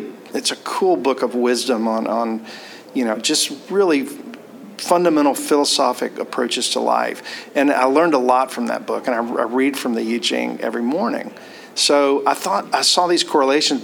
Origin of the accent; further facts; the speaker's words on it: Mobile, Alabama, United States; I was born in Mobile, Alabama, and have very Southern roots